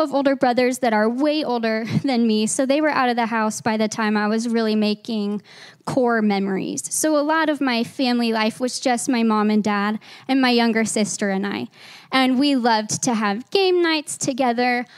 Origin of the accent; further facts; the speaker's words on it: Arkansas, United States; moved away as an adult; now in Grand Junction, United States; we are not originally from Grand Junction, we're transplants from Arkansas